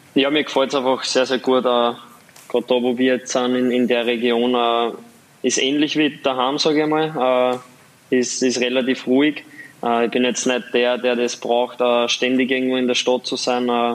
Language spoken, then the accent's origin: German; Waldviertel, Lower Austria, Austria; accent: Waldviertler Dialekt; moved away; mein Waldviertler Dialekt